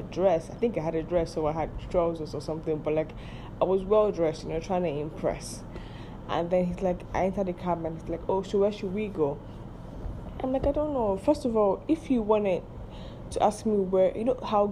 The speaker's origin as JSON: {"language": "English", "country": "Nigeria", "said": "I am Nigerian"}